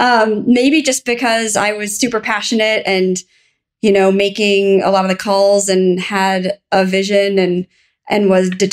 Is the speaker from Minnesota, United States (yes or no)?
yes; Minneapolis, Minnesota, United States; I'm from Minnesota